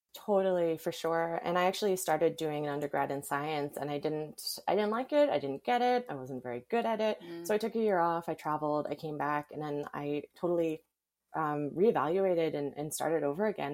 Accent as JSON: {"language": "English", "town": "Surrey", "region": "British Columbia", "country": "Canada", "tie": "born or raised there", "moved": "yes", "lives_now": "Kelowna, Canada", "said": "I grew up in Surrey in the lower mainland"}